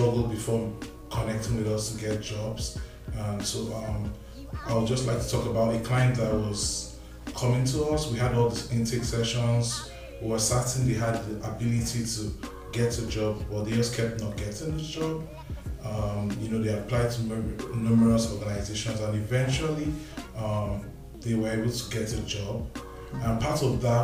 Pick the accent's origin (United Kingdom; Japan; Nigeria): Nigeria; moved away as an adult; also born or lived in Winnipeg, Canada; now in Winkler, Canada; I'm originally from Nigeria. I've lived in Manitoba for 3.5 years